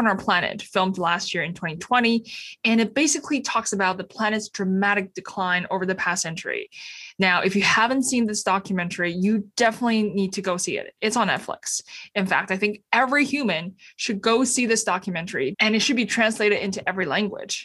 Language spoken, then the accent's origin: English; Beijing, China; I was born and raised in Beijing